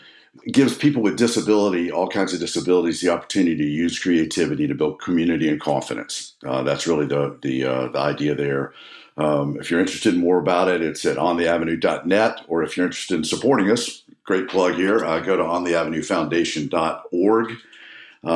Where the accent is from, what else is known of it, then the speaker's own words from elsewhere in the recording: Nashville, Tennessee, United States; I live in Nashville, Tennessee with my wife and son and daughters and grandkids. And so hail as a native Nashvillian.